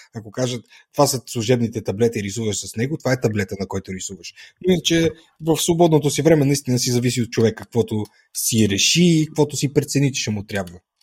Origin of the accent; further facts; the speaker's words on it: Etropole, Sofia Province, Bulgaria; also born or lived in Pravets; от моя роден град, от Етрополе